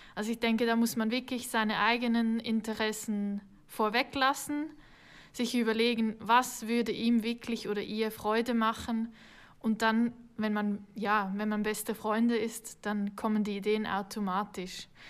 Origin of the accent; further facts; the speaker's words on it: Switzerland; accent: Swiss; wie man vielleicht hört, bin ich keine Deutsche. Ich komme aus der Schweiz, ich bin hier geboren